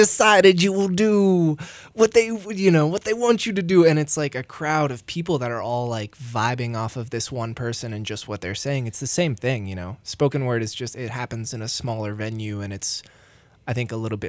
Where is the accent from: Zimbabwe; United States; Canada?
United States; Roaring Fork Valley, Colorado; There's no scale for me because I grew up here, you know. It's like it's stayed relatively the same size